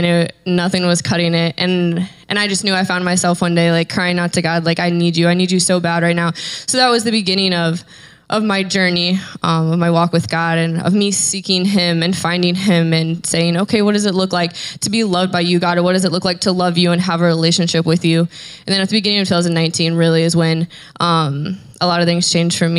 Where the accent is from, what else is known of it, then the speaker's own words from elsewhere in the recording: Lakeville, Indiana, United States; I'm from Lakeville, Indiana, and I currently reside in Lakeville, Indiana with my parents